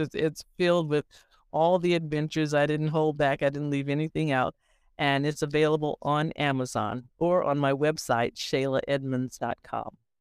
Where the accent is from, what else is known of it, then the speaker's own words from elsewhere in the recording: Portland, Oregon, United States; moved away; I'm originally from Portland, Oregon